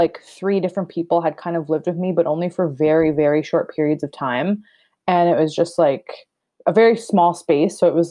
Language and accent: English; Rama First Nation, Ontario, Canada; moved away as an adult; also born or lived in Toronto; moved to Rama, which is my mom's reserve where I grew up and recently moved back here from Toronto